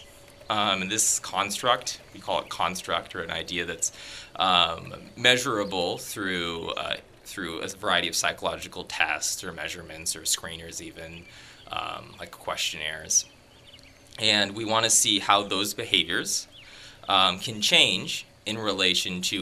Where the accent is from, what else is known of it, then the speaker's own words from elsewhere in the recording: Tigard, Oregon, United States; moved away as an adult; now in Canada; my high school in Tigard, Oregon